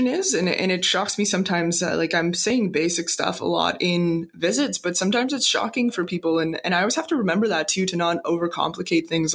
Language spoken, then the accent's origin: English; Canada; also born or lived in Cole Harbour, Nova Scotia / Moncton, New Brunswick; I grew up in Cole Harbour and Moncton